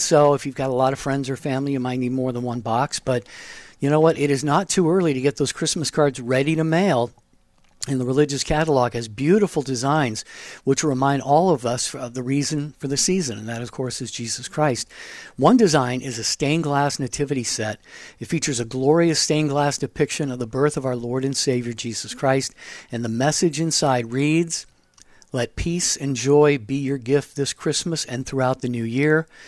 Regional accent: Washington coast, United States; now in Phoenix, United States; I grew up on the Washington coast

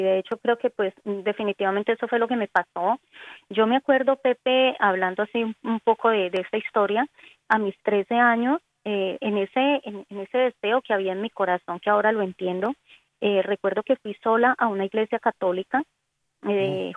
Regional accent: Cali, Valle del Cauca, Colombia; accent: Colombian Antioquian; soy colombiana, nací en Cali

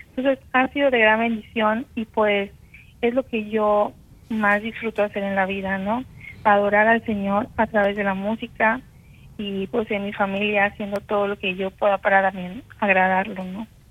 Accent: Campeche, Mexico; soy de Campeche, México

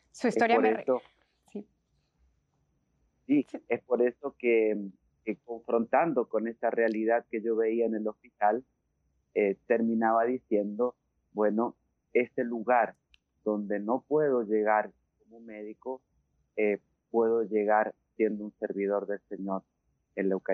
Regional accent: Rivadavia, Argentina; born there; el hospital de Rivadavia, la ciudad donde yo nací

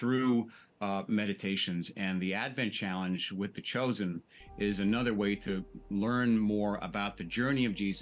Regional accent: suburbs of New York, New York City, United States; I was baptized Greek Orthodox, living in New York City. And then when we moved out of the city into the suburbs

